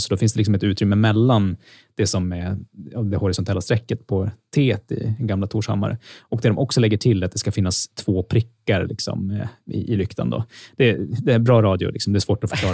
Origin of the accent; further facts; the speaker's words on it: Sweden; som svensk